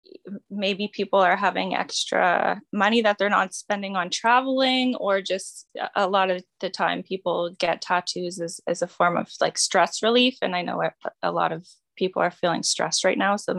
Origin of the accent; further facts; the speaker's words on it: Dartmouth, Nova Scotia, Canada; also born or lived in Sackville, Nova Scotia / Annapolis Valley, Nova Scotia; I grew up sort of around the province. I spent some time in Sackville, in the Valley, and then back to Dartmouth. So I sort of settled in Dartmouth, I think, when I was 10